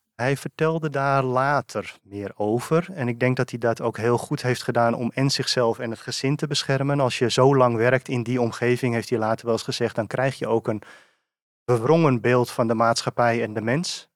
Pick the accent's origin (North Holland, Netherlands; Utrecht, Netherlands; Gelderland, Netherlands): North Holland, Netherlands; Purmerend; also born or lived in Beemster; geboren en getogen in Purmerend